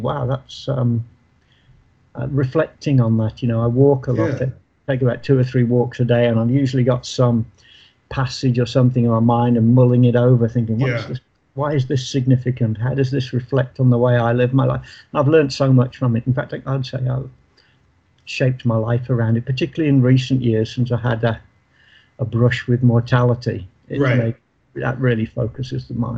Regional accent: Birmingham, West Midlands, United Kingdom; Birmingham, my hometown

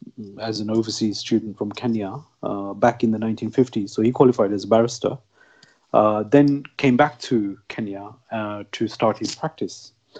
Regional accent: United Kingdom; Growing up in Britain, and even during my university days and so on, I never really encountered any kind of stigma.

